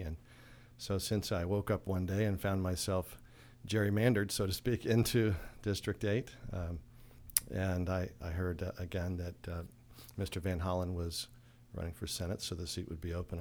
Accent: Frederick County, Maryland, United States; I'm from Frederick County

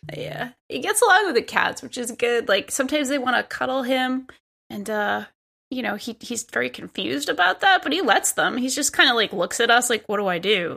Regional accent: Providence, Rhode Island, United States; moved away as an adult; now in New York City, United States; I grew up in Rhode Island at like Providence, Rhode Island.

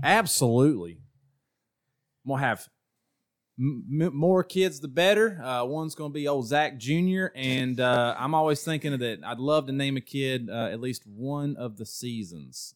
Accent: Ohio, United States; now in North Carolina, United States; originally from the great state of Ohio, um, but I moved down to North Kakalaki

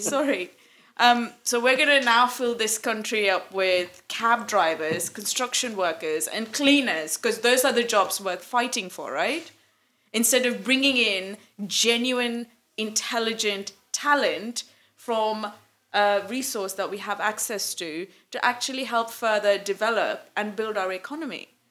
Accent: Malaysia; now in England; we're from Malaysia

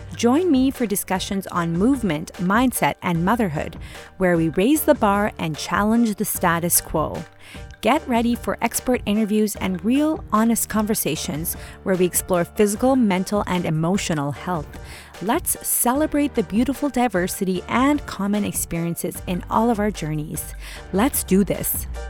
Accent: Mumbai, Maharashtra, India; moved away; we're South India and I grew up in Mumbai

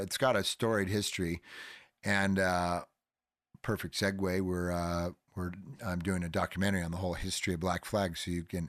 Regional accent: Hermosa Beach, California, United States; I grew up in Hermosa.

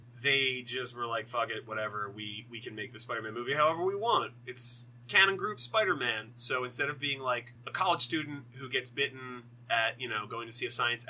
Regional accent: United States; I'm American

